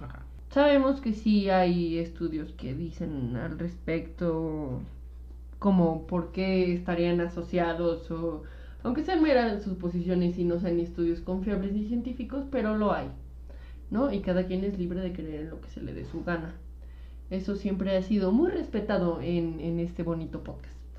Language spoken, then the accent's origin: Spanish; Mexico City, Mexico; sí somos chilangos